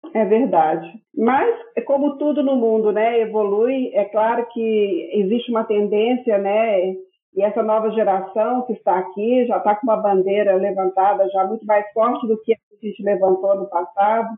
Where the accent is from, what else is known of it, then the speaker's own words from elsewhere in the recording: Belo Horizonte, Minas Gerais, Brazil; moved away as an adult; now in Portugal; eu sou Belo Horizontina, né? Sou mineirinha das Minas Gerais